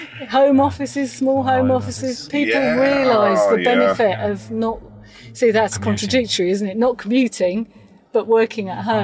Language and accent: English; United Kingdom; We're very British in standing in line and waiting for people to give compliments rather than to push ourselves out there.